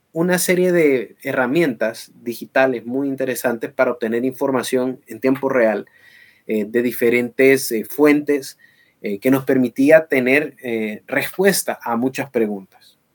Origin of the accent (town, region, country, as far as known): Honduras